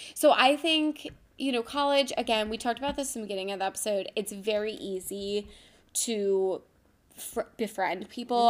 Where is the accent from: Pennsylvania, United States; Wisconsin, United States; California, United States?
Pennsylvania, United States; Philadelphia; lucky we're from Philly